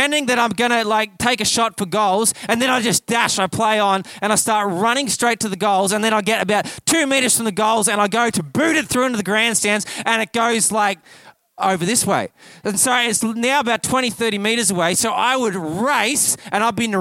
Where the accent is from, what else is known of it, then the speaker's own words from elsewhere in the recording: Kyabram, Victoria, Australia; I grew up here in Victoria, actually just down the road in Kyabram, and I grew up with Aussie rules